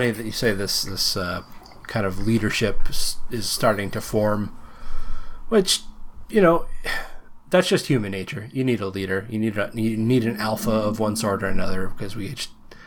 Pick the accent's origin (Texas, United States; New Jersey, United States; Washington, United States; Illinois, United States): Washington, United States; Seattle; a resident of Washington